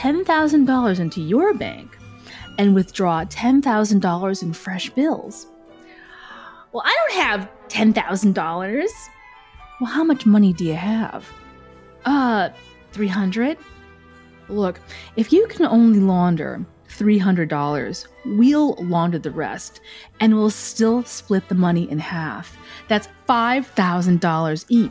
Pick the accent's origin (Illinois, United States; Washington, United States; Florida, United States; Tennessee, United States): Illinois, United States; Willowbrook; moved away as an adult; also born or lived in Chicago / Las Vegas; I was raised in Willowbrook, Illinois, and I finally got to the big city, Chicago.